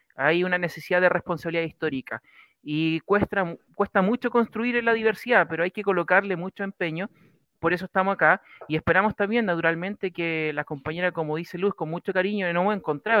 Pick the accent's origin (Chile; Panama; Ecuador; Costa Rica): Chile; Choshuenco, Los Ríos; yo soy de Choshuenco, comuna Panguipulli